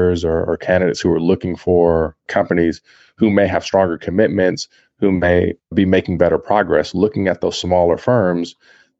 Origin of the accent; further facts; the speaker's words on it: Compton, California, United States; growing up in a poor place, in a place like Compton